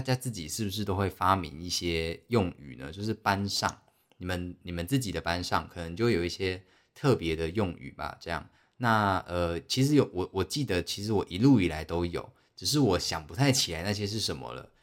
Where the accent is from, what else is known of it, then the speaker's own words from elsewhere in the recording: Taiwan; 我们台湾人